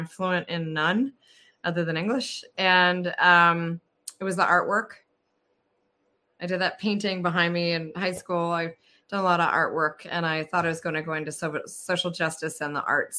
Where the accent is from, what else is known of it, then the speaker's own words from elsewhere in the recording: Connecticut, United States; also born or lived in Texas; I grew up in Connecticut, born in Texas.